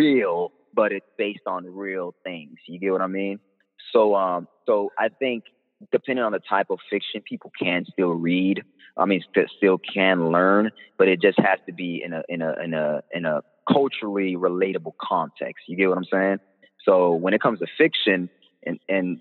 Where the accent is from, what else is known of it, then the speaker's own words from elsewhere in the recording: Miami, Florida, United States; moved away; also born or lived in New Mexico; I grew up in Miami. I grew up in Florida.